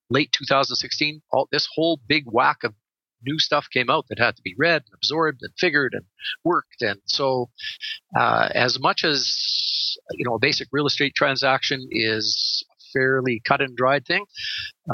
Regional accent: Edmonton, Alberta, Canada; also born or lived in Calgary; I'm a full-time real estate lawyer located in my hometown of Edmonton, Alberta, Canada

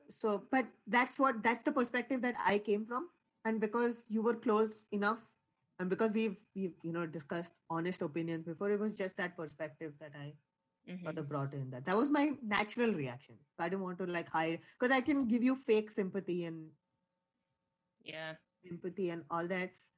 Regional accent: Mumbai, Maharashtra, India; moved away as an adult; also born or lived in Maryland, United States; now in Indiana, United States; I was born in Bombay, India, which is sort of like the financial capital of India. So it's like growing up in New York

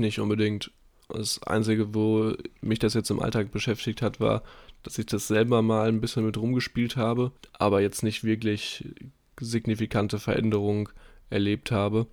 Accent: Dortmund, North Rhine-Westphalia, Germany; moved away; bei uns in Dortmund in der Heimat

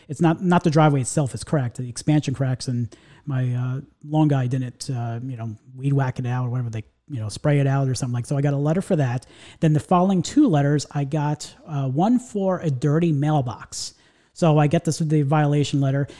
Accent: New York, United States; now in Central Florida, United States; So I grew up, uh, in the New York area

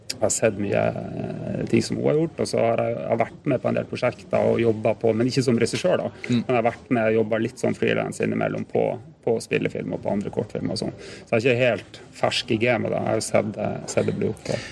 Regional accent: Tromsø, Troms, Norway; nå er jeg fra Tromsø

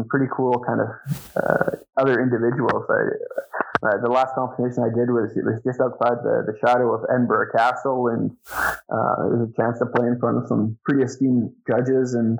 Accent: Sherwood Park, Alberta, Canada; I born and raised in Sherwood Park, so just east of Edmonton, I guess. But I spent my entire life here

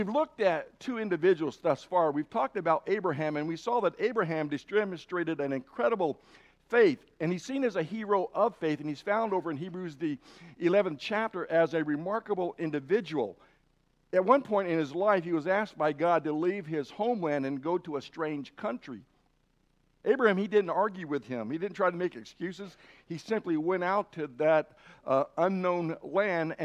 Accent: Idaho, United States; I'm from Idaho or have lived in Idaho too long

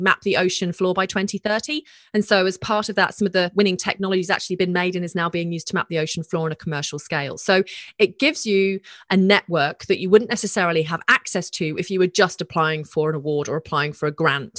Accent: Australia

